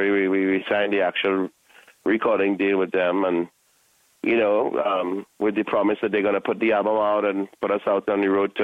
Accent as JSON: {"language": "English", "country": "Trinidad & Tobago", "said": "we're from the Caribbean"}